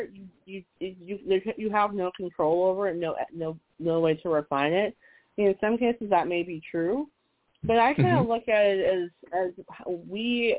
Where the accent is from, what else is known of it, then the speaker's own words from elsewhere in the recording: Minnesota, United States; now in Southeast Virginia, United States; I grew up in Minnesota